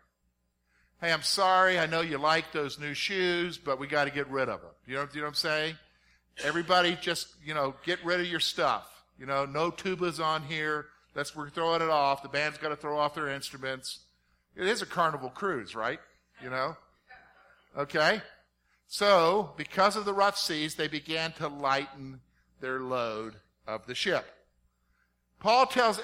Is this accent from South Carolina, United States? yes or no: yes; South Carolina, United States; I grew up in South Carolina